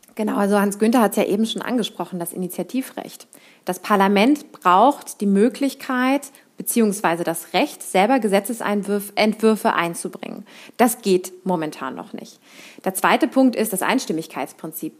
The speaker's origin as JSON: {"language": "German", "region": "Berlin", "country": "Germany", "tie": "born or raised there", "moved": "yes", "lives_now": "Cologne, Germany", "said": "ich bin gebürtige Berlinerin, überzeugte Kölnerin und Europäerin aus Leidenschaft"}